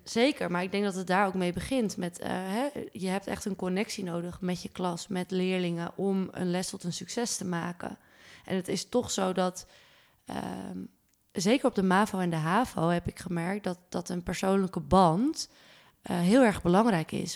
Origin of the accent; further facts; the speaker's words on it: Zaandam, North Holland, Netherlands; moved away as an adult; now in Amsterdam, Netherlands; Ik kom uit Zaandam, maar ik woon al sinds mijn achttiende in Amsterdam.